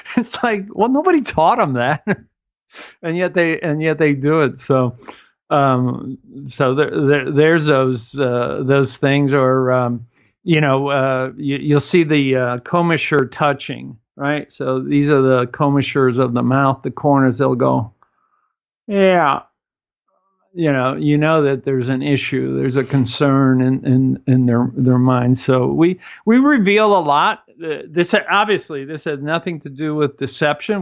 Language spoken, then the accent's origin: English; Cuba; moved away